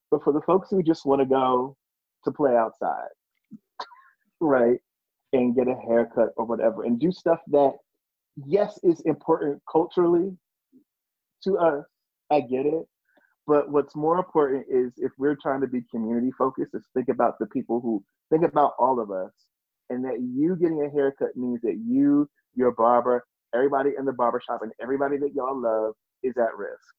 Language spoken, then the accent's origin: English; New Jersey, United States; moved away; I'm from New Jersey.